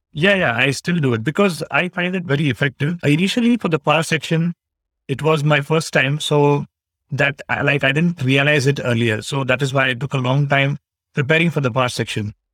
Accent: Bangalore, Karnataka, India; I am from Bangalore, Karnataka, India

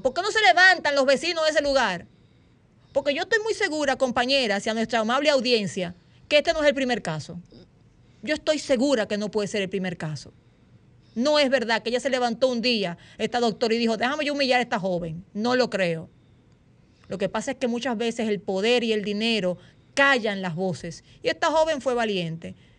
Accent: Dominican Republic; nosotros como dominicanos y dominicanas

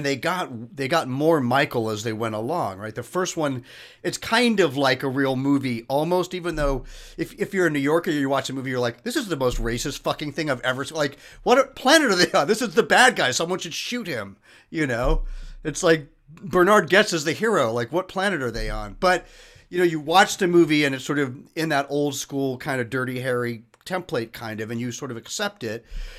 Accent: England, United Kingdom; born there; he knew that I was born in England

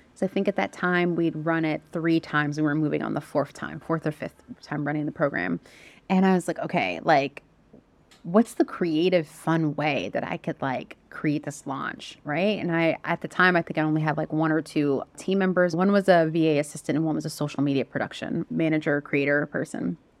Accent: United States; moved away as an adult; also born or lived in Southeast Asia; we're American. I'm American

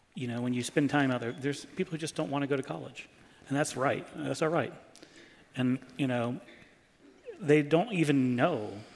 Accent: New York City, New York, United States; I was from New York City

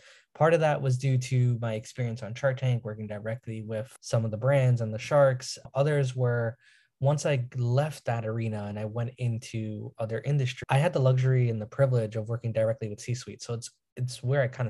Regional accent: New York, United States; I'm from New York

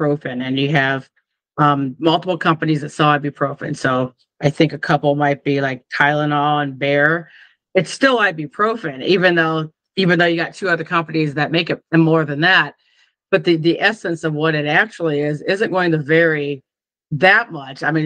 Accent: Iowa, United States; moved away; also born or lived in California; I'm from Iowa

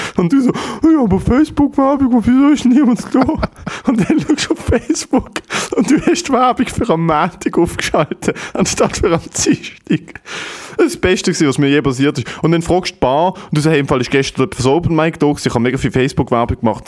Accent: Germany; ich bin Deutscher. Also mir kennt man da auch als Deutscher

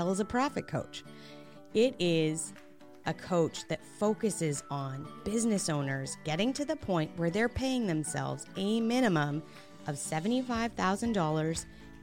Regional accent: Canada; as the Canadian

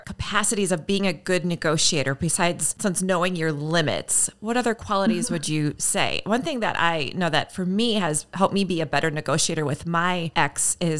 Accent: the North, Minnesota, United States; I'm from the North

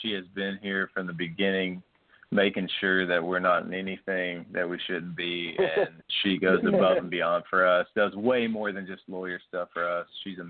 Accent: Beaumont, Texas, United States; I grew up in Beaumont, Texas

